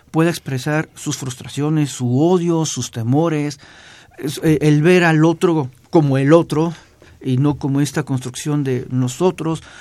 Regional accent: Mexico; a nosotros como mexicanos

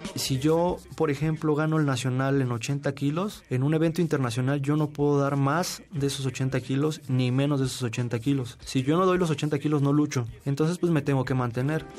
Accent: Mexico City, Mexico; Yo nací en México, Distrito Federal, en Tacuba, un 2 de marzo de 1993

